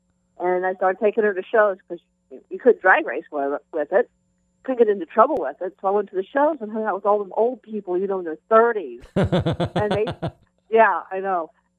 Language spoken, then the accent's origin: English; Columbus, Ohio, United States; Columbus, Ohio.